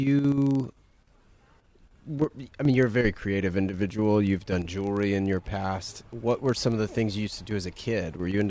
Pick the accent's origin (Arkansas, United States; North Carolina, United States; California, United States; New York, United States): North Carolina, United States; That's very different than the area I grew up in North Carolina, which was very monochromatic.